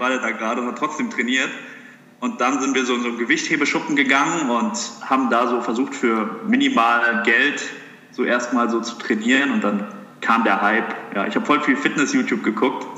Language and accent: German; Heppenheim, Hesse, Germany; ich bin ursprünglich geboren in Heppenheim. Das ist hier die Gegend um Darmstadt rum